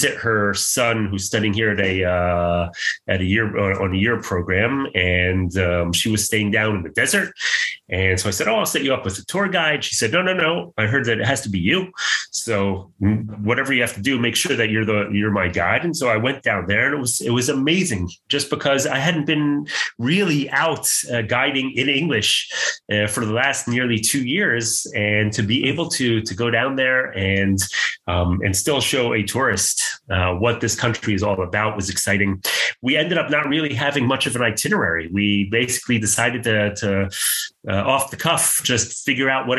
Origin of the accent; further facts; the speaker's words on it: United States; accent: American; moved away as an adult; now in Israel; my American accent